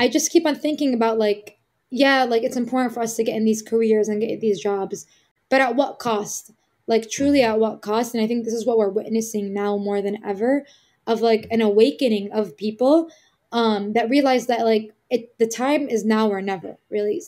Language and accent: English; Chicago, Illinois, United States; I was born and raised in Chicago, specifically Little Palestine.